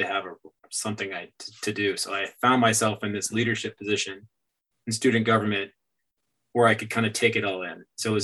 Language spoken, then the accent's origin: English; Myrtle Beach, South Carolina, United States; moved away as an adult; also born or lived in Hawaii / New York; I stayed in my hometown, growing up where I grew up in Myrtle Beach